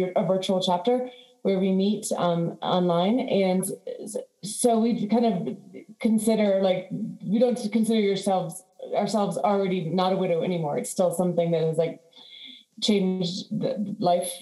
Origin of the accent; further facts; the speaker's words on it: Washington, District of Columbia, United States; moved away as an adult; also born or lived in Florida Keys, Florida; now in Florida, United States; when I grew up in DC